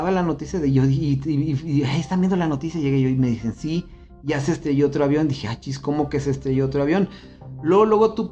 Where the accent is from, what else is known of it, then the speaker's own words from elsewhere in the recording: Celaya, Guanajuato, Mexico; now in León, Mexico; yo ya estaba viviendo aquí en León. Yo me vine de Celaya a estudiar